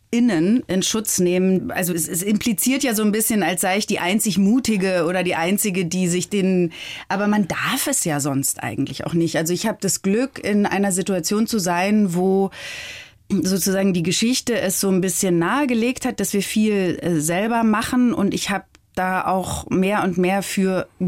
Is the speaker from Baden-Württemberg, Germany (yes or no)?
no; Bavaria, Germany; Bayern ist definitiv meine Heimat. Ich liebe Bayern.